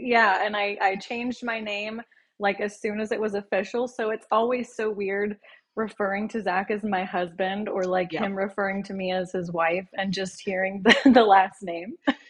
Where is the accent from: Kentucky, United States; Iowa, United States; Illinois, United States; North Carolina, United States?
Kentucky, United States; Louisville; also born or lived in Washington, D.C. / Birmingham, Alabama; So we live in Louisville, Kentucky now, but I'm one of six. I was born in Washington, D.C. My dad was in the military, so we all grew up in Louisville.